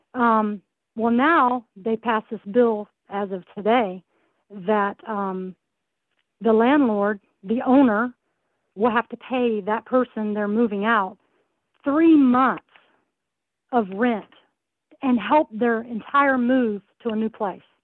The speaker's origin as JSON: {"language": "English", "region": "the South", "country": "United States", "moved": "as an adult", "lives_now": "California, United States", "said": "I'm not originally from here. I'm from the South, and uh, I came out here only for the military"}